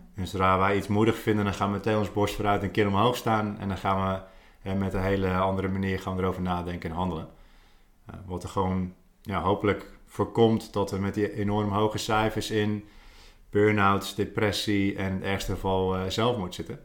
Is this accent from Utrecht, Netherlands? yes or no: no; Goes, Zeeland, Netherlands; moved away as an adult; also born or lived in Australia; Geboren en getogen in Goes, de uithoek van Nederland, mm. Zeeland